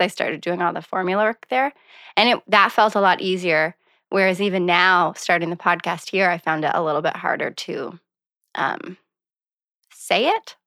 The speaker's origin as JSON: {"language": "English", "town": "Montague", "region": "Prince Edward Island", "country": "Canada", "tie": "born or raised there", "also_born_or_lived": "Charlottetown / Victoria, British Columbia / Saint John, New Brunswick", "moved": "as an adult", "said": "I grew up outside of Montague, Prince Edward Island"}